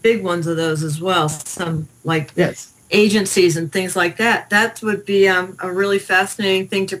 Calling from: Henderson, Nevada, United States; Well, actually, I fudge a little bit. I'm actually in Henderson, but just a couple blocks.

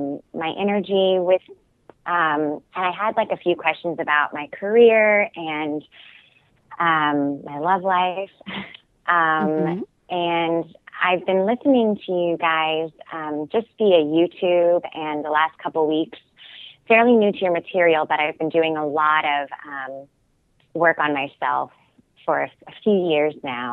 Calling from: New York, United States; I'm calling from New York.

